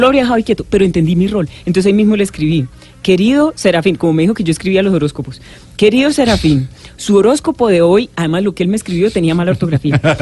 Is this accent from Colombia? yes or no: yes; Bucaramanga, Santander, Colombia; accent: Santander; now in Bogotá, Colombia; yo, como habrán podido sentir en el mm. acento, parece que hubiera llegado en Copetrán de las 5 de la tarde de ayer de Bucaramanga.